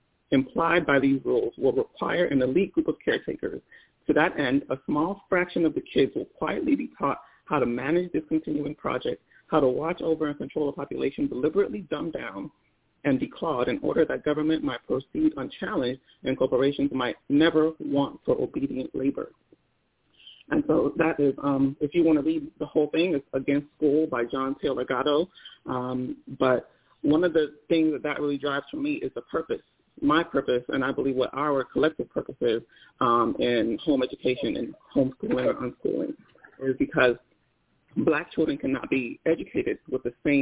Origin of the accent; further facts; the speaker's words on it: Nigeria; first language Igbo; I'm Nigerian